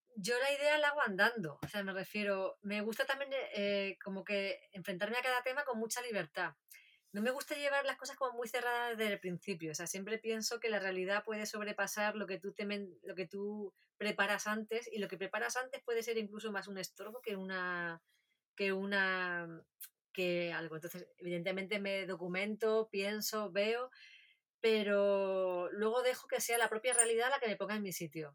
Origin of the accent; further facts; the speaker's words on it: a village near Castril, Granada province, Andalusia, Spain; una familia de, Castril, de, la provincia de Granada, muy cerquita de mi pueblo